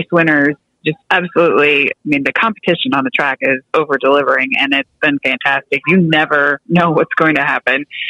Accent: Wisconsin, United States; I grew up in the Midwest, I'm from Wisconsin

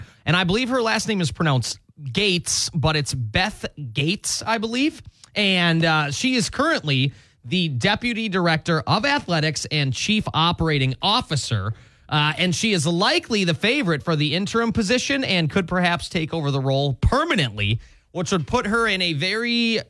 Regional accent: Minnesota, United States; now in Iowa, United States; At my home state, at the University of Minnesota

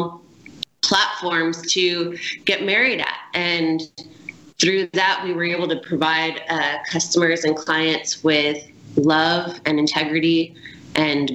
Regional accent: Connecticut, United States; moved away as an adult; also born or lived in Biloxi, Mississippi / Bay St. Louis, Mississippi / Manhattan, New York / Los Angeles, California; now in Ocean Springs, United States; I had the privilege of growing up in Connecticut and beautiful New England

